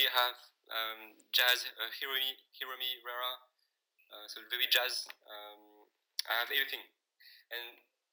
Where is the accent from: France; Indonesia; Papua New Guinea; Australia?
France; now in Berlin, Germany; I'm French